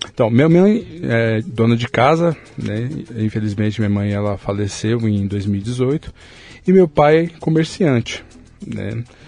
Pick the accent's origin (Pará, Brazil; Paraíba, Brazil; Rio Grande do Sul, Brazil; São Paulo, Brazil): São Paulo, Brazil; Eu sou de São Paulo, né? E nasci há 44 anos